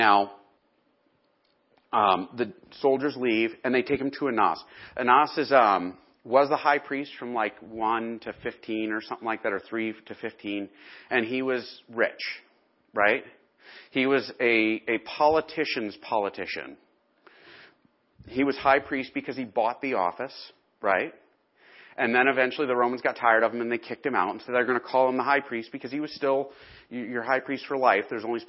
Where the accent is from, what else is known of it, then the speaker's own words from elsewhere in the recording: Chicago, Illinois, United States; You know, I came from Chicago where Daley was like, you know, and it's Chicago.